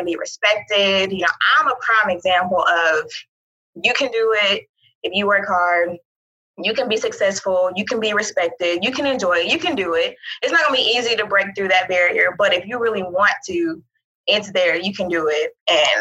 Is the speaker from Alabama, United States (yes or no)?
yes; Mobile, Alabama, United States; moved away as an adult; also born or lived in Auburn, Alabama / Birmingham, Alabama; now in Alamogordo, United States; I'm originally from Mobile, Alabama